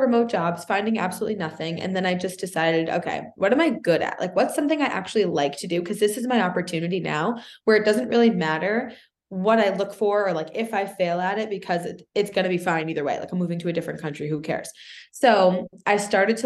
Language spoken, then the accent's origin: English; Boston, Massachusetts, United States; also born or lived in Canada; I'm from Boston